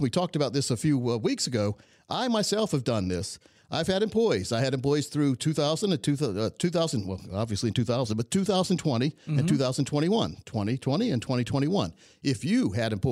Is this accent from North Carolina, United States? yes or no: yes; Laurinburg, North Carolina, United States; I grew up in Laurinburg, North Carolina, a very, very small town in Scotland County